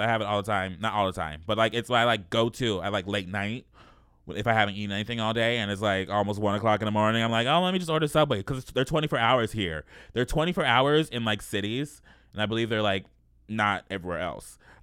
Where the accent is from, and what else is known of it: Los Angeles, California, United States; born or raised there